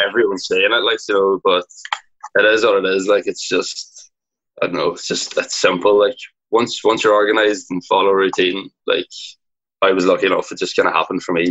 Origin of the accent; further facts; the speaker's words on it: Donegal, Ulster, Ireland; I'm from Donegal in Ireland. It's like up the northwest, the top of Ireland, just a small little town.